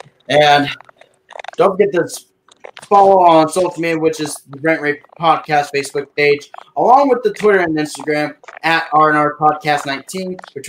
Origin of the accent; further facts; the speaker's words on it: Hermiston, Oregon, United States; from my hometown, Hermiston